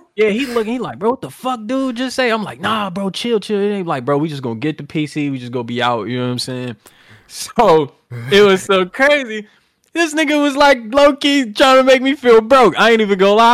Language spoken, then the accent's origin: English; New Orleans, Louisiana, United States; I'm from New Orleans